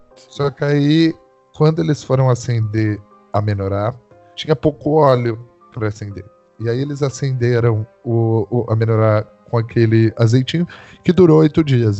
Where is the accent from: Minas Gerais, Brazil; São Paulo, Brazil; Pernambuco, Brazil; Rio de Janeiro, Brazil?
São Paulo, Brazil; São José dos Campos; sou da cidade de São José dos Campos, interior de São Paulo.